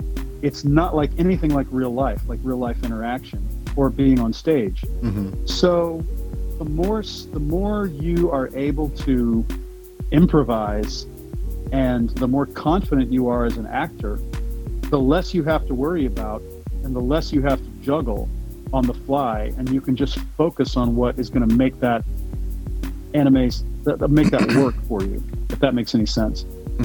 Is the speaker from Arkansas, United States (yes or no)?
no; Houston, Texas, United States; also born or lived in Pasadena, Texas / New York / Austin; Yep, born and raised. I was born in Pasadena and grew up in the surrounding areas and in Houston all my life. And I'm still here.